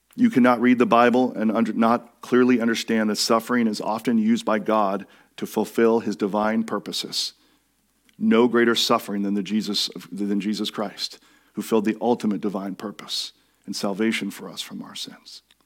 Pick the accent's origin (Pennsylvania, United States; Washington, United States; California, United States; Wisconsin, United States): Washington, United States; I grew up in Washington State